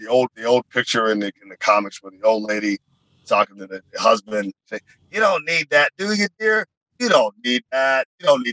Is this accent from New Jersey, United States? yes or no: no; Dayton, Ohio, United States; as a young man growing up in Ohio in Dayton